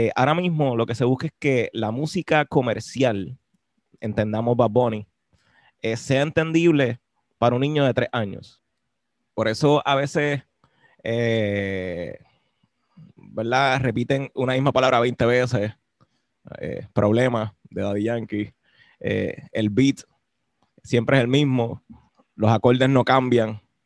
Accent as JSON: {"language": "Spanish", "country": "Puerto Rico", "said": "lo que somos nosotros ahora como puertorriqueños"}